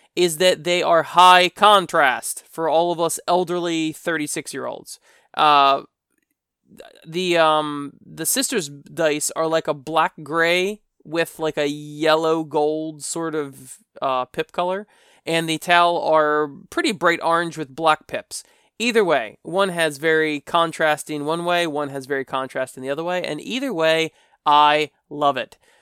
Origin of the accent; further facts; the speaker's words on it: United States; I'm from America